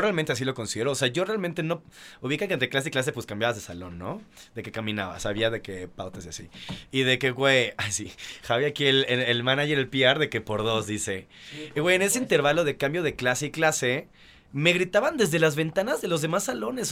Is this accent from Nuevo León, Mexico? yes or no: no; Mérida, Yucatán, Mexico; yo soy de Mérida